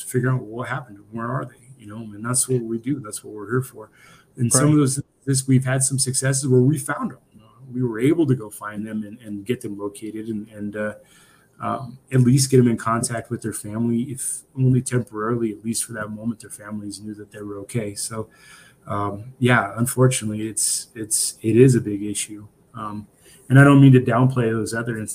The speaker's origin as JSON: {"language": "English", "town": "Pine Ridge", "region": "South Dakota", "country": "United States", "tie": "born or raised there", "also_born_or_lived": "Nebraska", "said": "I grew up in Pine Ridge, South Dakota, on the Pine Ridge Indian Reservation"}